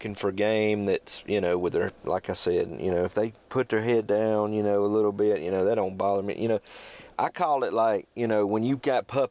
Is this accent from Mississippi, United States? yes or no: yes; Mississippi, United States; I'm from Mississippi